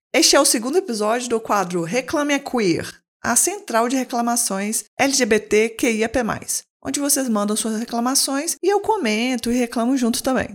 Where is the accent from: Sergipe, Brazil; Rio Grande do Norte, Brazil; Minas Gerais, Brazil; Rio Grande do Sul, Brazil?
Sergipe, Brazil; Aracaju; eu sou de Aracaju